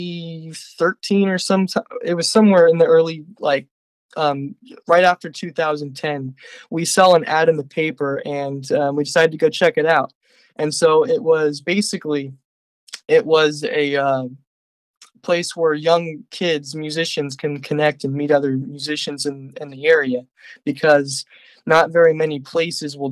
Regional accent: Livermore, California, United States; I'm from Livermore, California

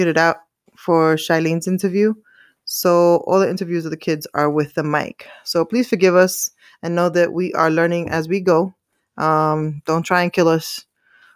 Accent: New York City, New York, United States; I am originally from Staten Island, New York

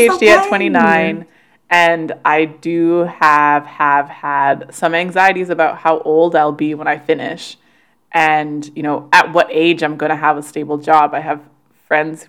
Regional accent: Canada; despite being Canadian

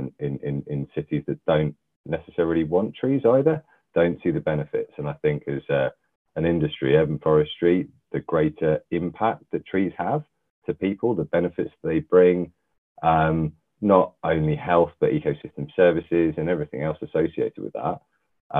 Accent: London, United Kingdom; I was born and bred in London, North London.

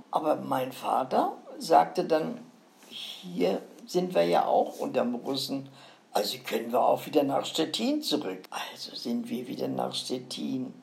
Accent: Northern Germany, Germany; Als Norddeutsche gehst du ja, gerne wieder nach Norden.

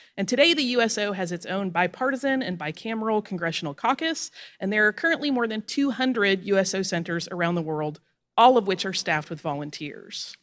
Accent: Florida Panhandle, United States; moved away; I grew up on the Florida Panhandle

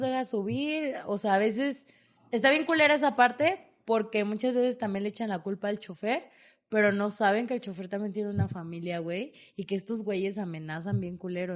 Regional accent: Tlalnepantla, State of Mexico, Mexico; moved away as an adult; soy de Tlalnepantla

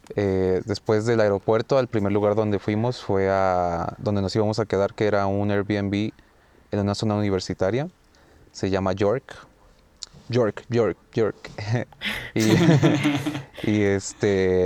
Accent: Mexico; venimos de México

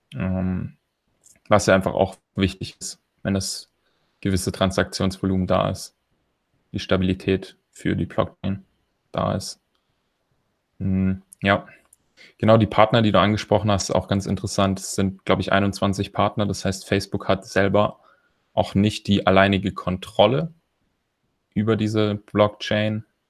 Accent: Germany; als Deutscher

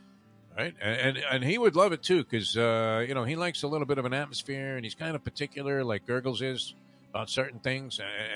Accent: Long Island, New York, United States; I was traveling from Long Island, I used to take the Long Island Railroad.

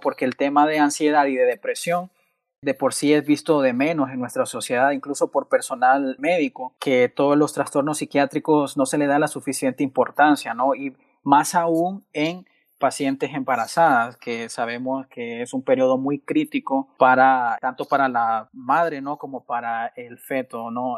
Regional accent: Choluteca, Honduras; soy originario de, del, so, con mucho orgullo 0601

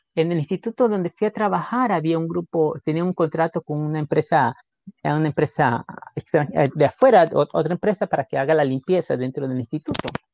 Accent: Guayaquil, Guayas, Ecuador; moved away as an adult; creciendo en Guayaquil en esos tiempos

